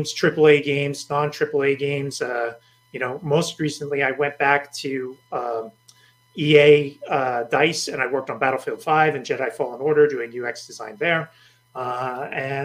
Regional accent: outside Boston, Massachusetts, United States; moved away; also born or lived in New Jersey / New York; I was born in New Jersey, grew up outside Boston, went to school in New York

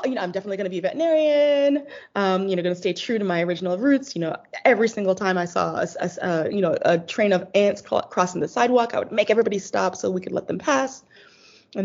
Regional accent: Boston, Massachusetts, United States; also born or lived in London; So I was born in London to my amazing mother, who I'm realizing is one of the smartest people literally on the planet. She's from Nigeria, and then dad is from Ghana. And then from London, we moved to Boston

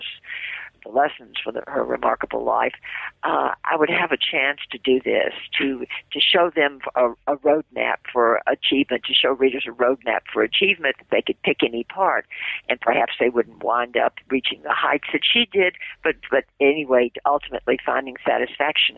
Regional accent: Memphis, Tennessee, United States; moved away as an adult; now in New York, United States; I'm from the South, born in the same city where you were, Memphis, Tennessee. And in Memphis, I had a television and a radio show

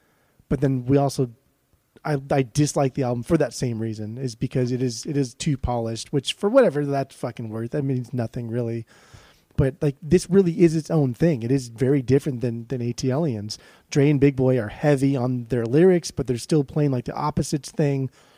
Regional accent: the South, United States; growing up in the South, like inevitably you're going to get some type of country song or country sound just embedding into your psyche.

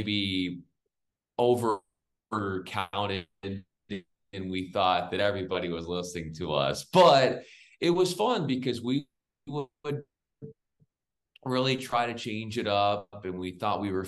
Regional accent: San Diego, California, United States; moved away as an adult; also born or lived in Spokane / Memphis; I grew up in San Diego

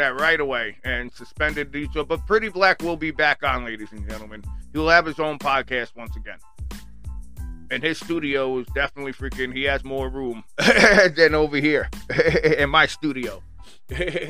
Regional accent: Long Island, New York, United States; from Long Island, New York. My hometown

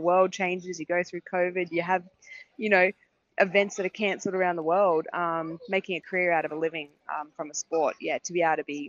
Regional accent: Australia; I'm obviously an Aussie

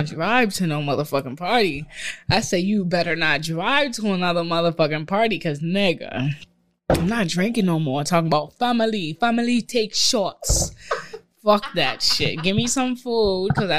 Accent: Barbados; I'm from Barbados.

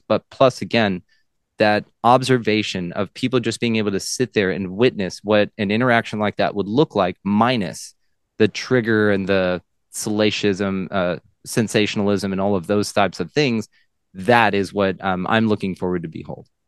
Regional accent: Texas, United States; I am a Texan.

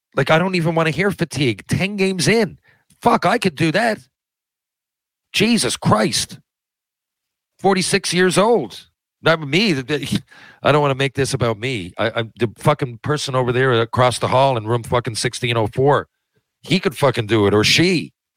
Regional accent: Newfoundland and Labrador, Canada; We're both from Newfoundland

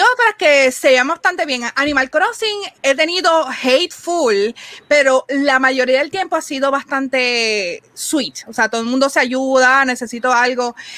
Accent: Puerto Rico; nosotros decíamos Puerto Rico

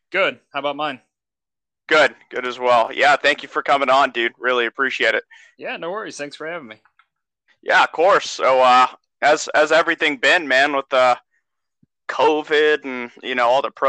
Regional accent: California, United States; I'm from California, right? So I just moved back back home up north

